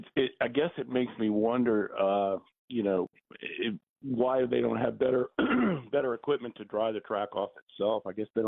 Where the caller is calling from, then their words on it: Atlanta, Georgia, United States; I'm calling from Atlanta.